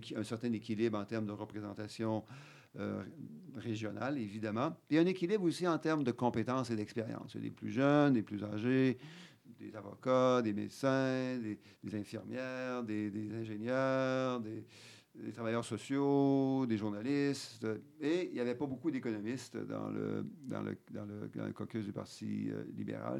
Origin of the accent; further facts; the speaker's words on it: Quebec City, Quebec, Canada; also born or lived in Ottawa / Alberta / London; j'ai grandi à Beauport, dans, une mhm. ville qui n'était pas à l'époque dans Québec, mais qui est maintenant dans Québec